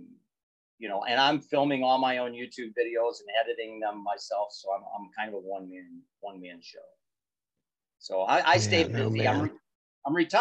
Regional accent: Michigan, United States; I am from Michigan.

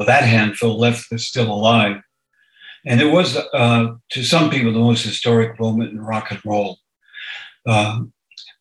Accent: Northern Idaho, United States; moved away; I grew up in Northern Idaho, along an Indian reservation.

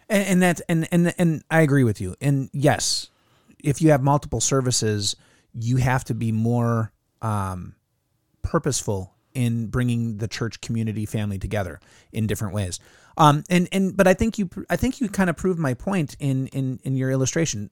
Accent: United States

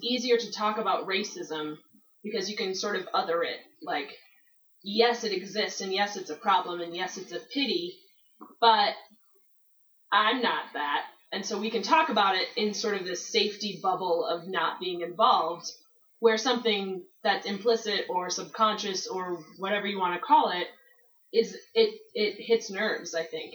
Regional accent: Michigan, United States; now in Denver, United States; I'm from Michigan, and I grew up in a con- moderately conservative evangelical church.

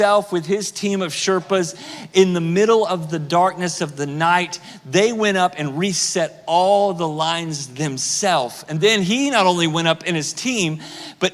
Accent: United States; I'm American

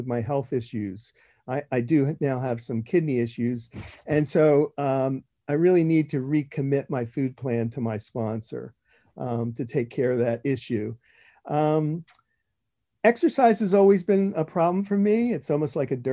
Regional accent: New Jersey, United States; I am from South Jersey, New Jersey.

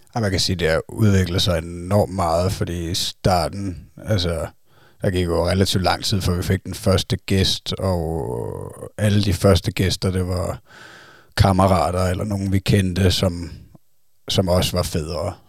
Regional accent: Zealand, Denmark; vi er fra Sjælland

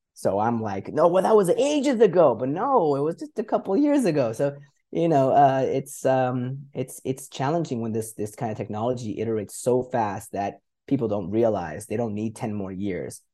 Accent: Canada; moved away as an adult; also born or lived in Middle East / Europe; I grew up in Canada, but been an expat, uh, in the Middle East and Europe for about seventeen years

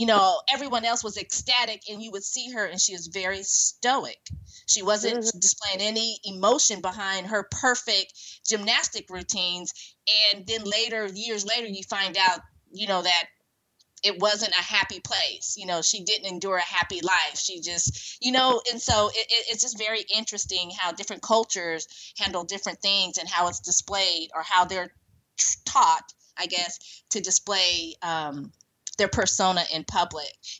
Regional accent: Silicon Valley, California, United States; Growing up in Silicon Valley

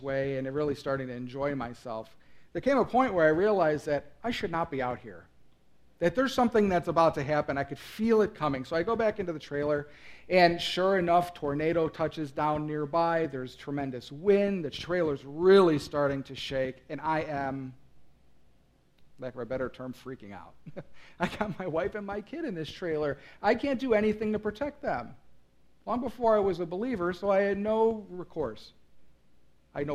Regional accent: Midwest, United States; also born or lived in North Carolina; I grew up in the Midwest. I've always been here

